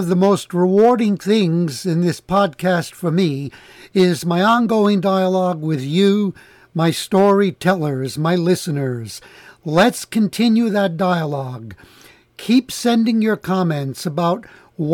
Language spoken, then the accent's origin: English; New York City, New York, United States; I am from the Bronx, the other borough